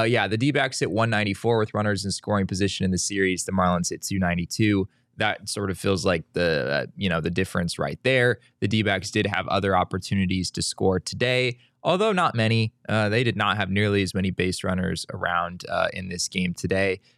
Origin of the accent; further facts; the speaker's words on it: Arizona, United States; I grew up in Arizona